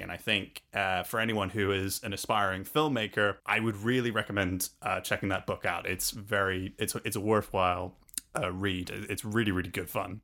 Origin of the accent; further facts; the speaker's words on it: London, United Kingdom; also born or lived in Salisbury; now in Denmark; we moved from London to a quaint uh, from London to a quaint little village outside Salisbury and then to Denmark, where I'm currently, currently now living